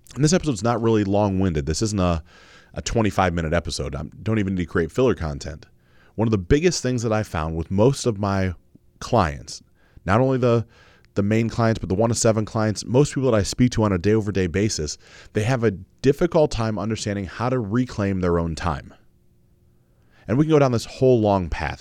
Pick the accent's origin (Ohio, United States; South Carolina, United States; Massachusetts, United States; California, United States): Ohio, United States; Mansfield; growing up in Mansfield, Ohio, in a Baptist church